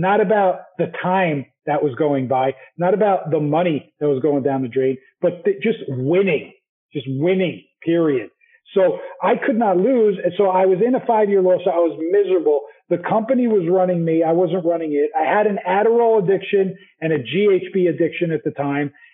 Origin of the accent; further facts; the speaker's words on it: New Jersey, United States; moved away as an adult; also born or lived in New York / Utah; I'm from Jersey